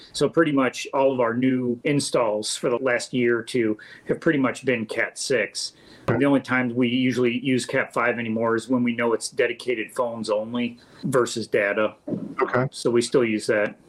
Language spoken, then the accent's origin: English; St. Charles, Missouri, United States; I was born and raised in St. Charles went to school here